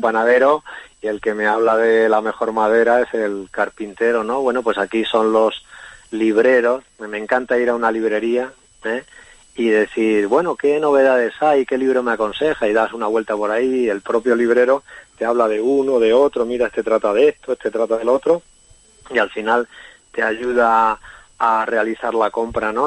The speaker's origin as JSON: {"language": "Spanish", "town": "Ciudad Real", "region": "Castilla-La Mancha", "country": "Spain", "said": "yo soy un escritor de Castilla-La Mancha también, de Ciudad Real."}